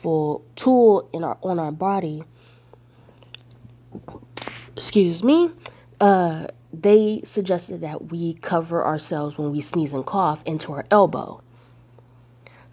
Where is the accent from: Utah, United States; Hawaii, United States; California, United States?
California, United States; Northern; I grew up in California, northern part